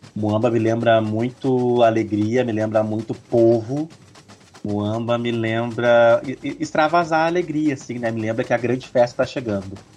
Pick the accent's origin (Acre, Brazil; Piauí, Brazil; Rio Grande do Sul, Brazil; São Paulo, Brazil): Rio Grande do Sul, Brazil; São Leopoldo; Eu sou de São Leopoldo, sou natural daqui, moro aqui ainda